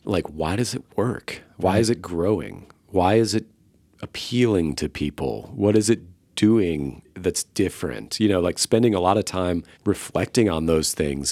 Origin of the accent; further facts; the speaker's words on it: Tampa, Florida, United States; moved away as an adult; now in Austin, United States; I'm from the Tampa Bay area